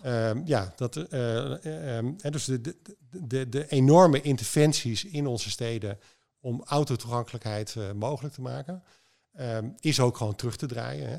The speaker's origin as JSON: {"language": "Dutch", "country": "Netherlands", "said": "wij als Nederlander"}